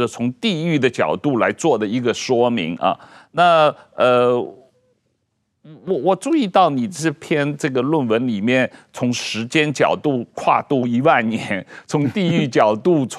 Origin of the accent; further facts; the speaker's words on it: China; moved away; 我个人是在中国长大的